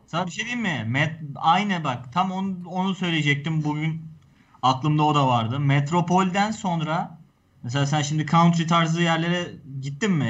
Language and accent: Turkish; Turkey; o yerlerde doğdum büyüdüm ben